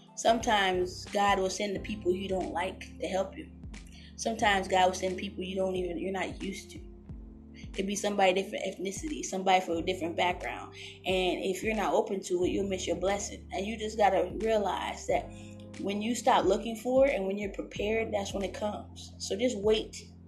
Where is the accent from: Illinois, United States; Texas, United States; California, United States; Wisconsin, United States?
California, United States; I grew up in California